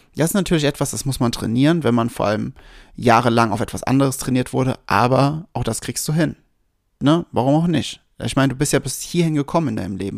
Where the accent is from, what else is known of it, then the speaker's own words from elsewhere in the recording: Westerwald, Rhineland-Palatinate, Germany; also born or lived in Wiesbaden; Ich war so sieben, acht, 8 ungefähr, 7, 8. Und wir sind gerade frisch von Wiesbaden in den Westerwald gezogen